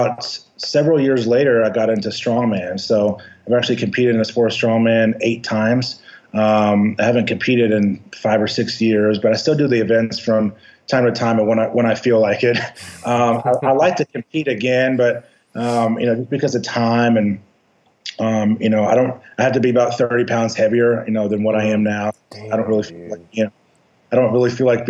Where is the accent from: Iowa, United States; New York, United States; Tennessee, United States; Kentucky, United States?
Kentucky, United States; Louisville; also born or lived in Bowling Green, Kentucky / Albuquerque, New Mexico; I'm originally from Louisville, Kentucky